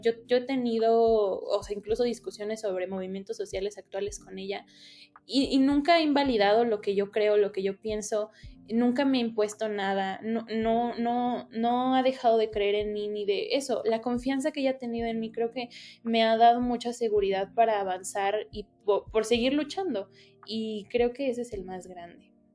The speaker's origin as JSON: {"language": "Spanish", "country": "Mexico"}